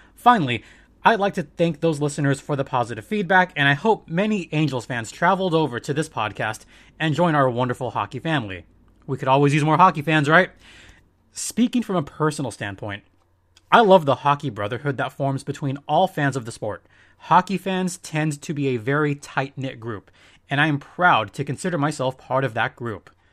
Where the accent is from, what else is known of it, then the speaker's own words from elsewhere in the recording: Southern California, United States; I was born and raised in Southern California